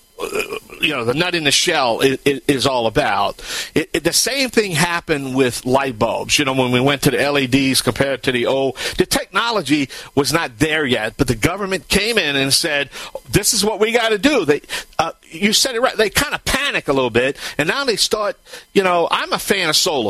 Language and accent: English; Cajun, Bayou Land, Louisiana, United States; I'm the Cajun Man from the Bayou Land